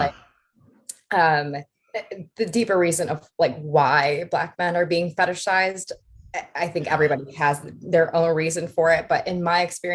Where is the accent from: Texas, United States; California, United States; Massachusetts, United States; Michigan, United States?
Michigan, United States; outside of Detroit; I grew up outside of Detroit